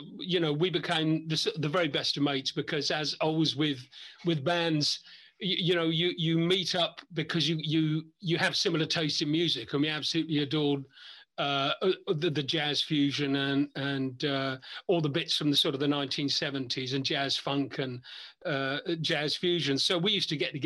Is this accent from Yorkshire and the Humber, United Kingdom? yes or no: no; Isle of Wight, South East England, United Kingdom; I'm come from the Isle of Wight.